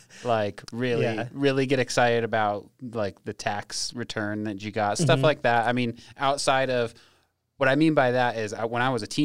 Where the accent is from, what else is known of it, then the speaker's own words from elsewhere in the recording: Ogden, Utah, United States; moved away as an adult; also born or lived in Roy, Utah; now in Millcreek, United States; I would say that I'm from Ogden, you know, originally.